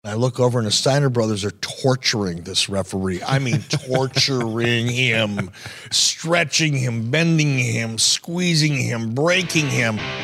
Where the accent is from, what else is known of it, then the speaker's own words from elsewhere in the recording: Detroit, Michigan, United States; growing up in Detroit